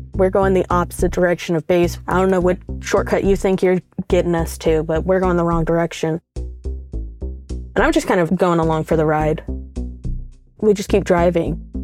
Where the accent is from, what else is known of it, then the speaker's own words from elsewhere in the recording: the South, United States; we're both from the South